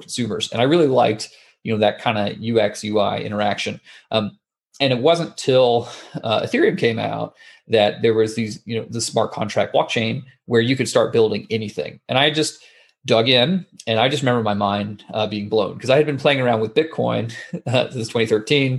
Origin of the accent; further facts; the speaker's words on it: Atlanta, Georgia, United States; moved away as an adult; also born or lived in San Francisco; I grew up in Atlanta, Georgia, which is on the eastern side of the United States